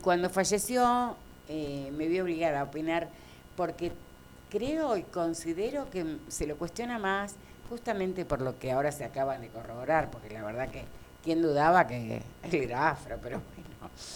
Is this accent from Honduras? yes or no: no; Argentina; soy argentina